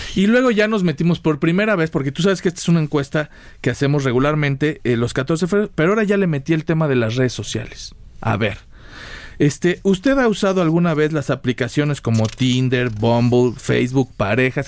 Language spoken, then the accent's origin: Spanish; Mexico; somos los mexicanos